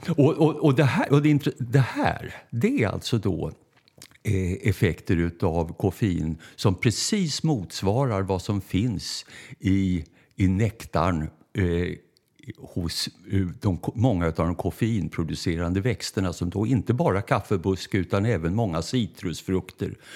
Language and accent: Swedish; Stockholm, Stockholm County, Sweden; vi bodde först på Norrmälarstrand. Så mm. jag är stockholmare av födsel och ohejdad vana